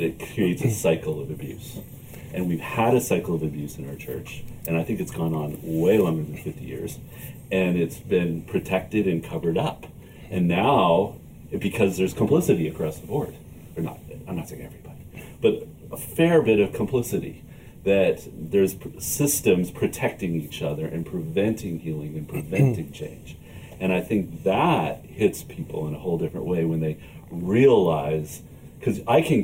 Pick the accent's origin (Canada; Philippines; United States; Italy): Canada; I'm Canadian